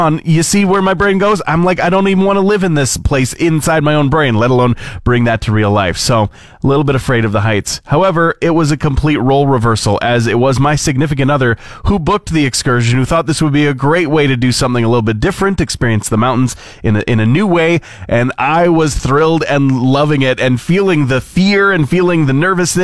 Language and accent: English; Fort McMurray, Alberta, Canada; moved away as an adult; also born or lived in Edmonton; when I moved out on my own from Fort McMurray into Capital City, into Edmonton